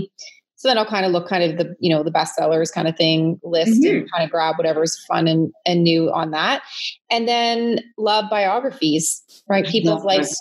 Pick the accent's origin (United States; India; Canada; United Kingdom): Canada; London, Ontario; moved away as an adult; now in Kitchener-Waterloo, Canada; originally I was, I'm from London, Ontario. But the last 21, 22 years, I found a home here in Kitchener-Waterloo